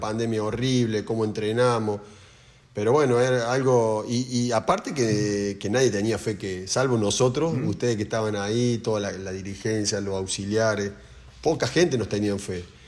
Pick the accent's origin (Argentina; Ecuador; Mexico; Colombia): Argentina; como argentino